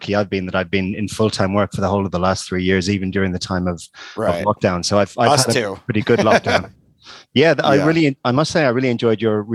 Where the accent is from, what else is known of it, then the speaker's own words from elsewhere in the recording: Ireland; also born or lived in Australia; now in London, United Kingdom; I am from Ireland